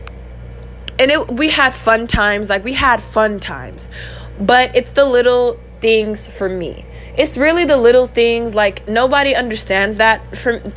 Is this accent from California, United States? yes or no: yes; California, United States; I'm from California